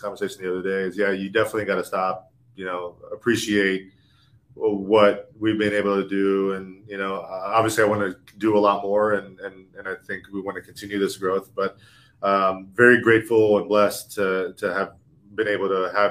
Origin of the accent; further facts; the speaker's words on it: Orlando, Florida, United States; moved away as an adult; now in Los Angeles, United States; I'm from Orlando, Florida